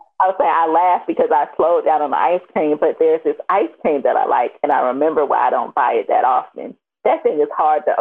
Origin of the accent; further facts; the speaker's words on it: Miami, Florida, United States; now in Atlanta, United States; I'm from Miami